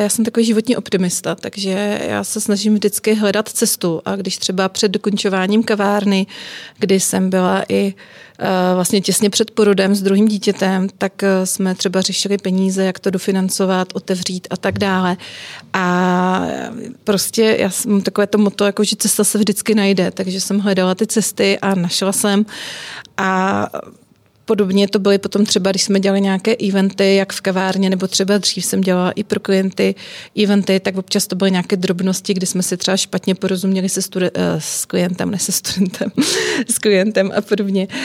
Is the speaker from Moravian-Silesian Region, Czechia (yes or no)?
yes; Frýdek-Místek, Moravian-Silesian Region, Czechia; moved away as an adult; now in Prague, Czech Republic; já jsem vyrůstala v rodině hodně kulturně zaměřené, že můj otec celý život hrál a vedl ochotnické divadlo u nás na malém městě ve Frýdsku místku, odkud pocházím